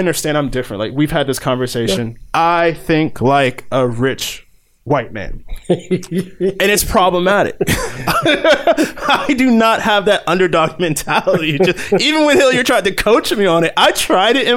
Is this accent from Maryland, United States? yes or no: yes; Calvert County, Maryland, United States; I grew up in Calvert County, Maryland, which is Southern Maryland.